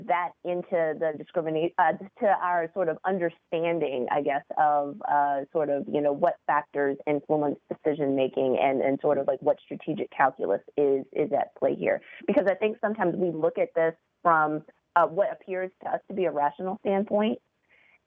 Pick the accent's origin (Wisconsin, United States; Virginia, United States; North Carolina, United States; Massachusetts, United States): Virginia, United States; I'm from Virginia